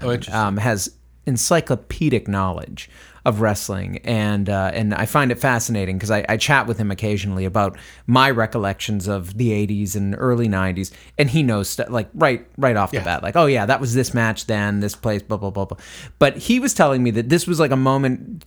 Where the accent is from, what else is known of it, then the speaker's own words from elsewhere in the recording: Northeast, United States; now in South Texas, United States; I'm from the Northeast